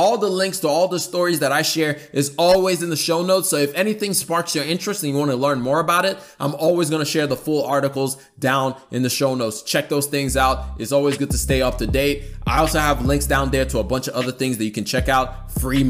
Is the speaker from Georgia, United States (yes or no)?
yes; Atlanta, Georgia, United States; my hometown where I live, Atlanta